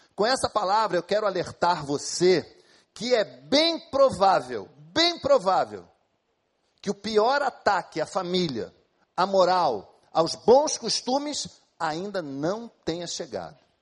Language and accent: Portuguese; Brazil; Somos brasileiros, a maioria de nós aqui